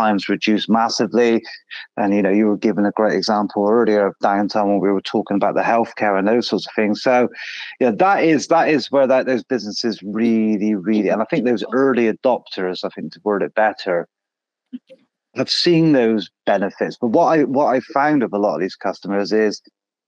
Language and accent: English; United Kingdom; Being British